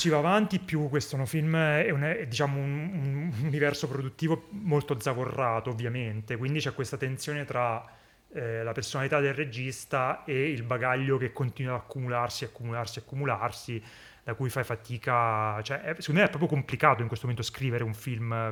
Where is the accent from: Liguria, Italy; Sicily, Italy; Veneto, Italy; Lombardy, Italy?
Lombardy, Italy; Brescia; sono di Brescia